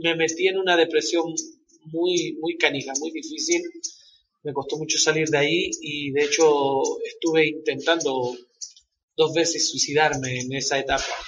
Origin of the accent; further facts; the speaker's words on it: Valparaíso, Chile; moved away as an adult; now in Guadalajara, Mexico; Yo soy de una ciudad de Chile que se llama Valparaíso